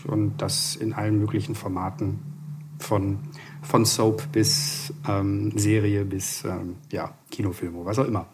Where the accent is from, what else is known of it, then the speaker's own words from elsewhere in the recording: Hamburg, Germany; now in Berlin, Germany; komme aus Berlin, bin gebürtiger Hamburger